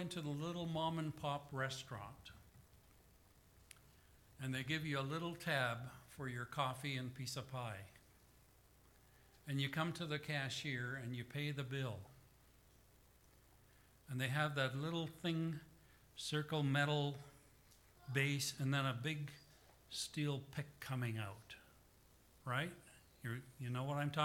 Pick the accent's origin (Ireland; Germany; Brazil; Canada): Canada; the Prairies; my hometown and to my home church